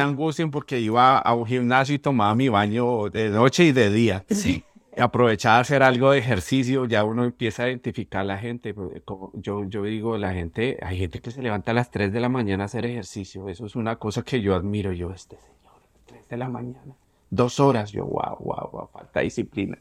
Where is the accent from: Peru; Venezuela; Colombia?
Colombia; Bogotá; moved away as an adult; also born or lived in New York; now in Miami, United States; siendo bogotano, siendo colombiano